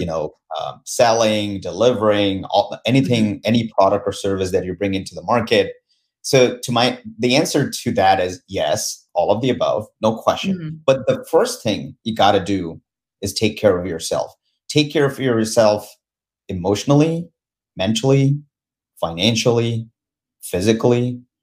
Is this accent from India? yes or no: yes; India; moved away as an adult; now in United States; I was born and raised in India